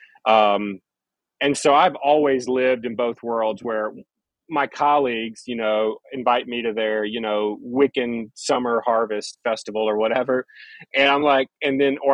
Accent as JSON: {"language": "English", "region": "Mississippi", "country": "United States", "tie": "born or raised there", "said": "growing up in the Church of Christ in Mississippi"}